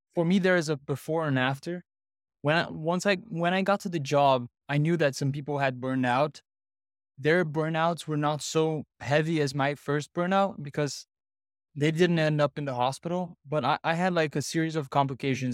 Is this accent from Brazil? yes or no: yes; Brazil; I'm from Brazil